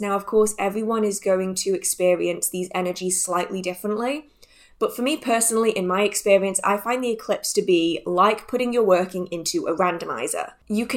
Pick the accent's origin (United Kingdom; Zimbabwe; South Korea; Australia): United Kingdom; England; I am from England, and here it rains a lot